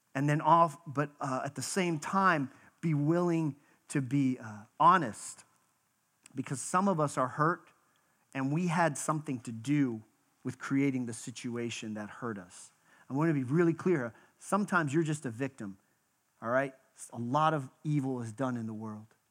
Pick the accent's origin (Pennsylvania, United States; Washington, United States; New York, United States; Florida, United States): Pennsylvania, United States; Western; moved away; also born or lived in Texas; I was born in Western Pennsylvania.